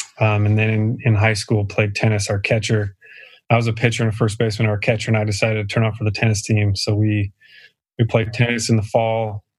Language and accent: English; Port Angeles, Washington, United States; moved away as an adult; also born or lived in Utah / San Francisco Bay Area; I'm originally from Port Angeles, Washington.